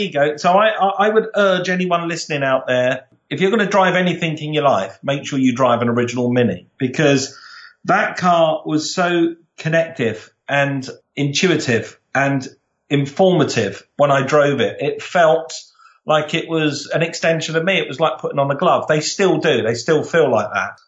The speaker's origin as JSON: {"language": "English", "region": "London", "country": "United Kingdom", "said": "I'm from South London, very proud South Londoner"}